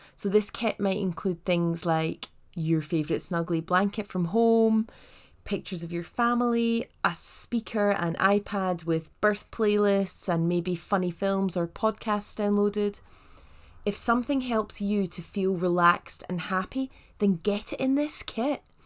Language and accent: English; Paisley, Scotland, United Kingdom; I'm from Paisley, which is just outside of Glasgow, and West Coast Scots